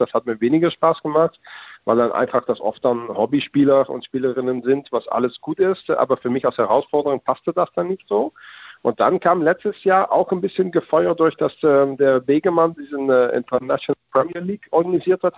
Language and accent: German; Netherlands; als Holländer